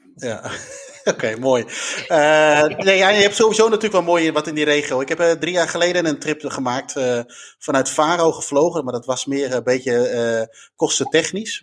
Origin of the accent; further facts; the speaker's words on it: Netherlands; we uit Nederland kwamen